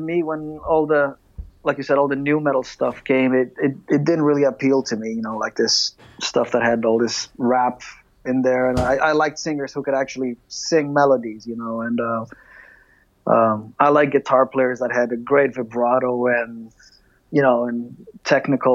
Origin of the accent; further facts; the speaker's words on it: Greece; growing up in Greece